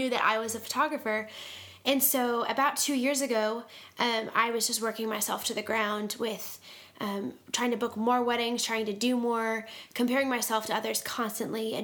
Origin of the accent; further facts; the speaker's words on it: East Coast, United States; moved away as an adult; now in Tulsa, United States; I grew up on the East Coast and moved here because God told me I was going to move to Oklahoma one day